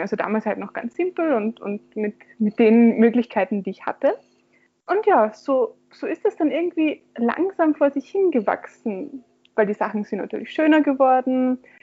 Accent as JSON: {"language": "German", "town": "Graz", "region": "Styria", "country": "Austria", "tie": "born or raised there", "said": "in meiner Heimatstadt in Graz"}